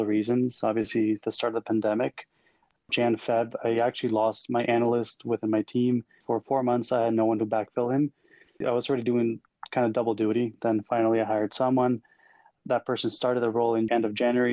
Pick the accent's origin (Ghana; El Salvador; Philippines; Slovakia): El Salvador; moved away as an adult; now in Canada; I was born and raised in El Salvador, a very small country in Central America. Moved over to Canada in 2009 to pursue a career in industrial engineering